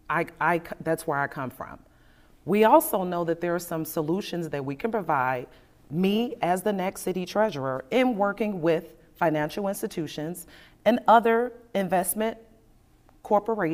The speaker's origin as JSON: {"language": "English", "town": "Chicago", "region": "Illinois", "country": "United States", "tie": "born or raised there", "said": "I was born in Inglewood, raised on the west side of Chicago"}